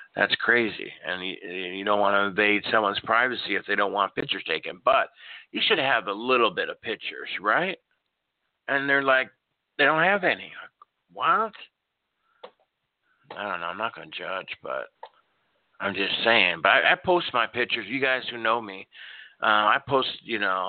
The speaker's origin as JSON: {"language": "English", "town": "Norfolk", "region": "Nebraska", "country": "United States", "tie": "born or raised there", "also_born_or_lived": "Tulsa, Oklahoma", "moved": "yes", "said": "I grew up in Nebraska, in Norfolk, Nebraska"}